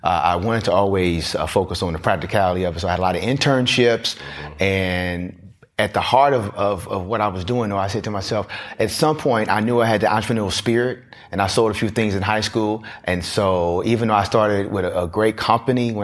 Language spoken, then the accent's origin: English; Southern California, United States; carefree type of child growing up in SoCal